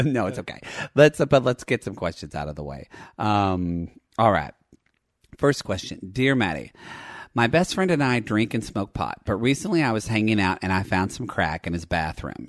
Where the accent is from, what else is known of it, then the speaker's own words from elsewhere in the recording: Dallas, Texas, United States; moved away; I grew up in Dallas